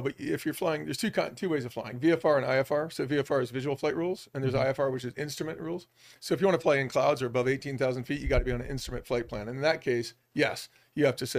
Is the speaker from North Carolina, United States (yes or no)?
no; Boulder, Colorado, United States; also born or lived in Newport, Rhode Island / Los Angeles; I grew up born in Newport, Rhode Island, but moved to Colorado when I was pretty young. Grew up in Boulder, Colorado, went to school, even went to CU.